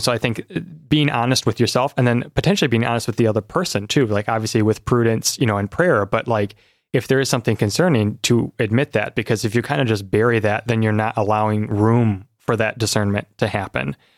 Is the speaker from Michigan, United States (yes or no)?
yes; South Lyon, Michigan, United States; also born or lived in Washington, D.C.; I've grown up here in Michigan, as you've said, in South Lyon, so not too far from here